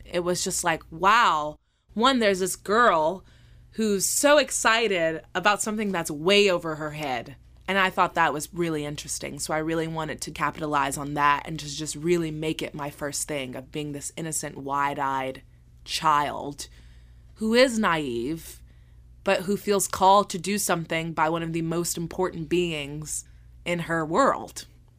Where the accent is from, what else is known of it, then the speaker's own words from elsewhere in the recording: the South, United States; am a very bubbly, charismatic person, and I'm from the South, and a smile can get you anywhere in the South, and we just know it.